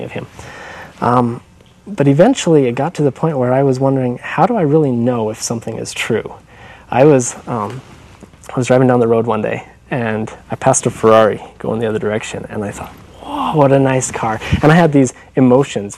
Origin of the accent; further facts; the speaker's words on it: Payson, Utah, United States; also born or lived in Rocky Ridge, Utah; I was born here in Utah Valley. Almost always, all of my life, I've lived here